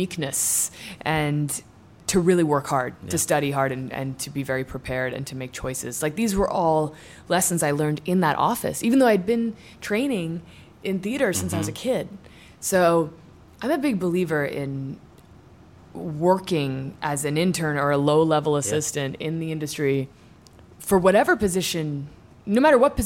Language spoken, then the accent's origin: English; Washington, District of Columbia, United States; moved away; also born or lived in New York City / Ireland / Southern California; I was born in New York City, moved to D.C. when I was 4, and grew up in Georgetown